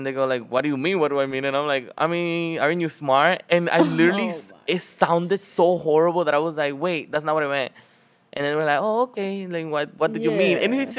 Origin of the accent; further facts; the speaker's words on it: Dominican Republic; Like, before, like, when I came here from the Dominican Republic, I was very ignorant